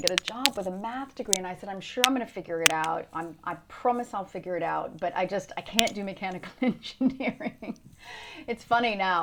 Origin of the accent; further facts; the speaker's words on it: Louisiana, United States; moved away as an adult; also born or lived in Boston / New York; now in London, United Kingdom; I'm originally from Louisiana, actually